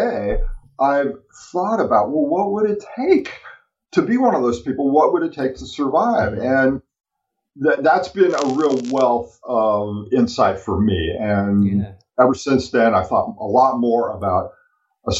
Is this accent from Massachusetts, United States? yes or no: no; California, United States; I grew up in California